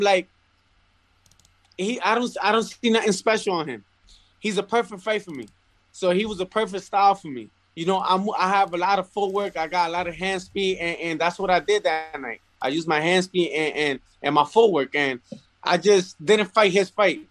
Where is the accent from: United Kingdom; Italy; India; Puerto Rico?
Puerto Rico; also born or lived in Bronx, New York; now in New York, United States; I'm back home where I was born in Puerto Rico